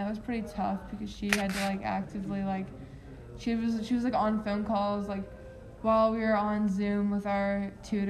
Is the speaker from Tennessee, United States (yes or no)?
yes; Nashville, Tennessee, United States; now in Nolensville, United States; I was born and raised in Nashville